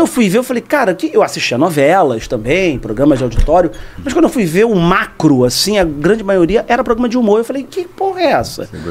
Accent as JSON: {"language": "Portuguese", "region": "Rio de Janeiro", "country": "Brazil", "tie": "born or raised there", "said": "Eu fiz Rádio Tupi na Rua do Livramento, na Gamboa, que é o bairro onde eu nasci"}